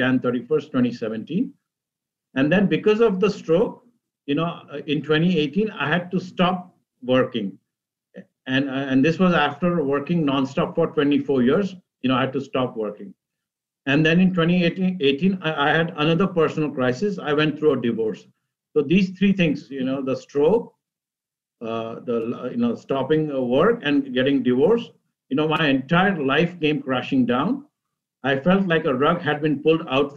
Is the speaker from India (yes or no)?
yes; Mumbai, Maharashtra, India; moved away as an adult; also born or lived in Cleveland / Boston; now in Northern Virginia, United States; I was born in India, and I grew up in Mumbai. And I moved to the United States 30 years ago, first as an international student